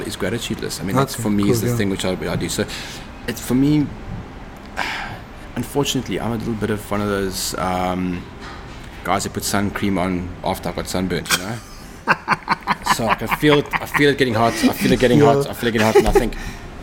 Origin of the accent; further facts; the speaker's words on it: Cape Town, Western Cape, South Africa; Grew up in Cape Town, learned to ride a BMX.